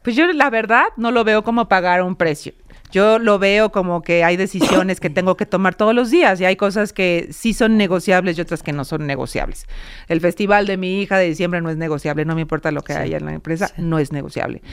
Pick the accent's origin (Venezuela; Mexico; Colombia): Mexico; los mexicanos y que las mujeres somos capaces de tener este puesto